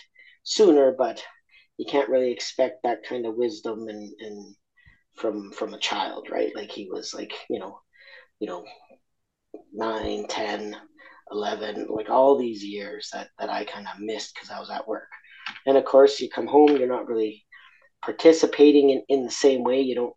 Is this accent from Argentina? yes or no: yes; Argentina; now in Australia; I'm originally from Argentina